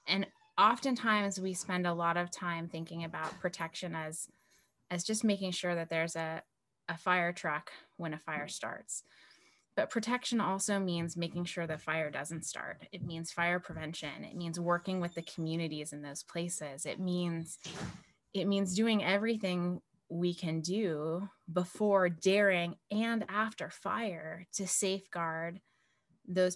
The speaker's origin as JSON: {"language": "English", "area": "hometown near Wedge Mountain", "region": "Washington", "country": "United States", "tie": "born or raised there", "said": "when I was little, really young, 14 to be exact, in my hometown, there was a fire called the Rat and Hatchery Creek"}